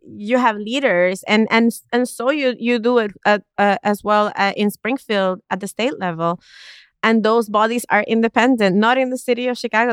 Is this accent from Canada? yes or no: no; East Coast of Puerto Rico, Puerto Rico; I grew up in Puerto Rico, in the East Coast of Puerto Rico